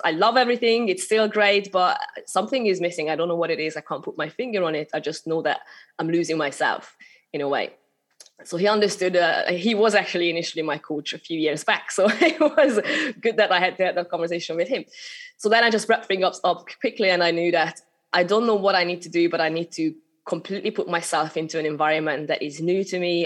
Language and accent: English; Hungary; accent: Hungarian; English is a second language; moved away as an adult; also born or lived in United Kingdom / Malta / Sri Lanka; I'm originally from Hungary, so that's a little bit of accent still coming through, showing my showing my origins. But I, I moved over to the UK when I was only 18.